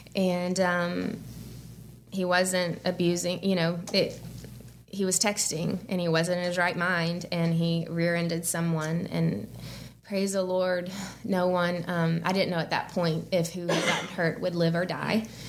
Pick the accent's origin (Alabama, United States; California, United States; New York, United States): Alabama, United States; Birmingham; moved away as an adult; also born or lived in St. Simons Island, Georgia; I grew up in Birmingham, went to college at Auburn